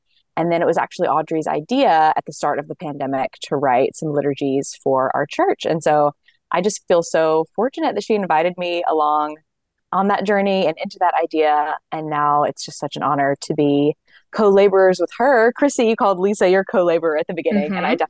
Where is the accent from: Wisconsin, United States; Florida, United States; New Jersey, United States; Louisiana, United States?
Louisiana, United States; moved away; also born or lived in Mississippi / Texas / New York City; I'm the other author of Liturgies for Hope. I am also from the South, but I'm from Louisiana originally. And then I lived for a few years in Mississippi and then lived for a couple of years in Texas before I moved to New York City in 2018.